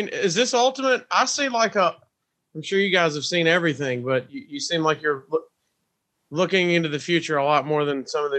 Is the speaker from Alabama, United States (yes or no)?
yes; Huntsville, Alabama, United States; Huntsville, my hometown